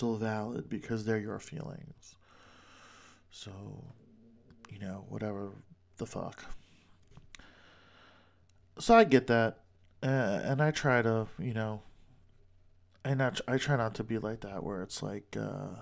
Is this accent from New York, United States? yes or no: yes; New York, United States; accent: New York; I'm from New York